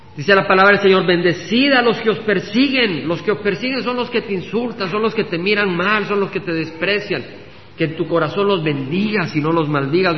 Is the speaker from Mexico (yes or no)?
no; El Salvador; moved away as an adult; cuando nació mi hija y, salimos del Salvador